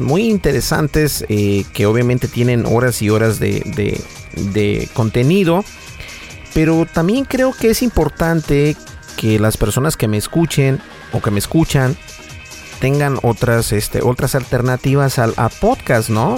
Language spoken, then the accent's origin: Spanish; United States; sí hablo español, pero soy de Estados Unidos